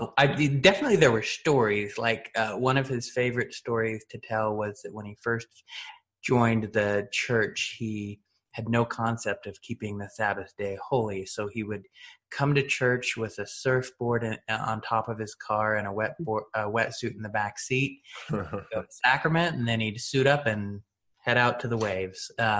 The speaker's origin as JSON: {"language": "English", "region": "Washington", "country": "United States", "said": "Washington State mainly, Eastern, Western. We bounced around."}